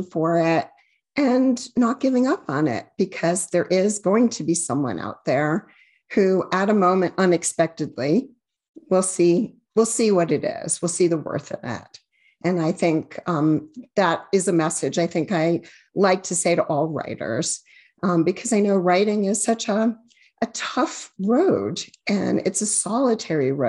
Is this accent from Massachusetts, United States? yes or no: yes; Amherst, Massachusetts, United States; I grew up in Amherst, Massachusetts, and it was, you know, a university town